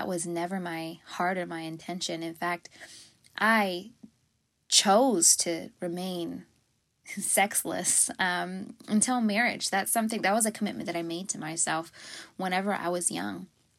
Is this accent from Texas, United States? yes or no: yes; Fort Worth, Texas, United States; So I grew up in Fort Worth, Texas. No silver spoon in my mouth. Both working parents. And it was in a Christian household.